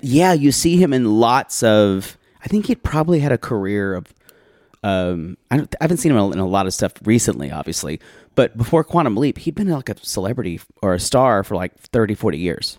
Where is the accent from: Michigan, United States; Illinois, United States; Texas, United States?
Michigan, United States; Saginaw; I'm from Saginaw